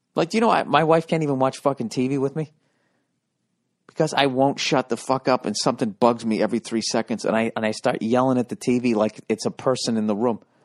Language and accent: English; Boston, Massachusetts, United States; moved away; my hometown